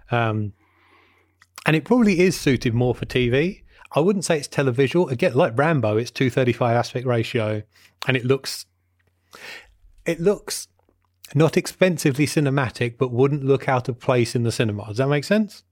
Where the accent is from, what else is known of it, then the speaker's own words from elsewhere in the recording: Watford, East of England, United Kingdom; my hometown of Watford in Hertfordshire